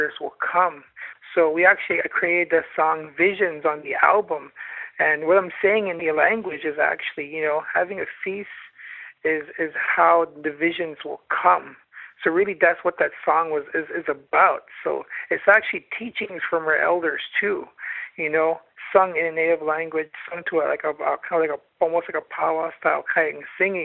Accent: Canada; now in Ottawa, Canada; I'm from the Algonquin Nation, Loon Clan.

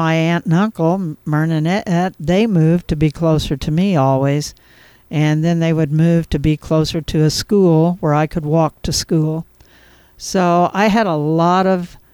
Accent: Cairo, Illinois, United States; also born or lived in Charleston / Murphysboro, Illinois; I grew up in Caro during my early years

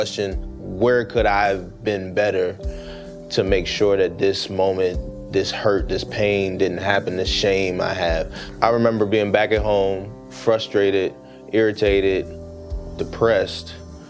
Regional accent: Baltimore, Maryland, United States; as you said, from Baltimore, Maryland. I just turned 27 in July.

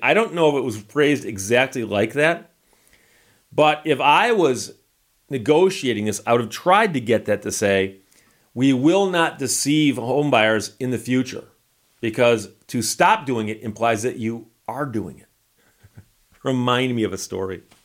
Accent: Birmingham, Michigan, United States; growing up in Birmingham, Michigan

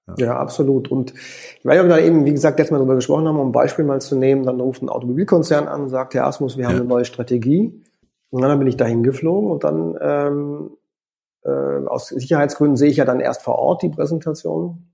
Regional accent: Konstanz, Baden-Württemberg, Germany; moved away as an adult; also born or lived in Paris / Vienna; ich komme ursprünglich aus Konstanz am Bodensee

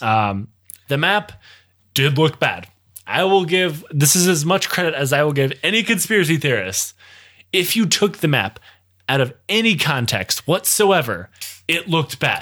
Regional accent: Michigan, United States; growing up in Michigan, if I, I could leave the country at the twenty-minute drive because it lives so close to Canada

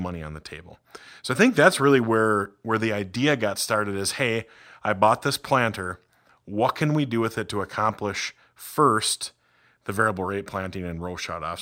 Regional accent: Red River Valley, United States; moved away; I grew up in the Red River Valley

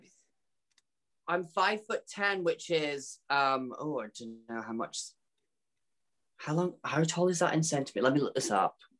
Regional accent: Peterhead, Scotland, United Kingdom; moved away as an adult; now in London, United Kingdom; it's from a little town called Peterhead, which is close to Aberdeen.

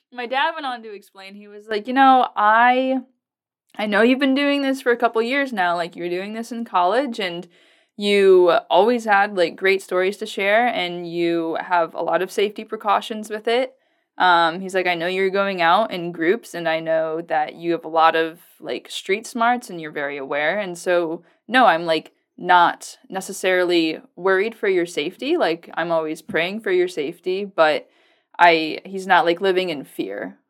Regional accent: Virginia, United States; now in Lincoln, Nebraska, United States; I come from the East Coast. I'm from Virginia

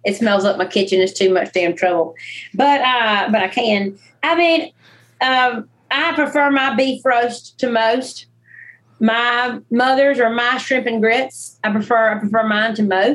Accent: the Dirty South, United States; I grew up in the Dirty South

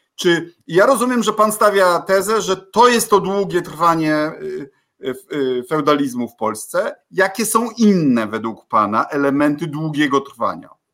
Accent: Bydgoszcz, Kuyavian-Pomeranian Voivodeship, Poland; also born or lived in Nakło nad Notecią; u nas w Bydgoszczy

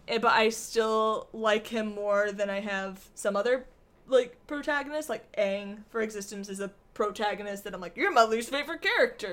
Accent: Michigan, United States; moved away; we're from Michigan

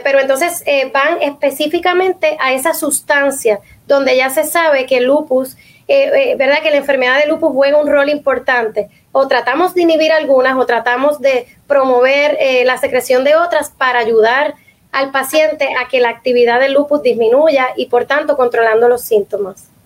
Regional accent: Puerto Rico; nosotros como puertorriqueños

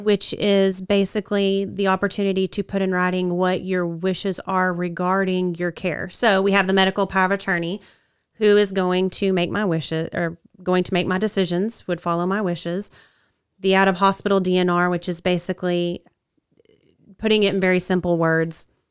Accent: Wichita Falls, Texas, United States; I grew up here in Wichita Falls.

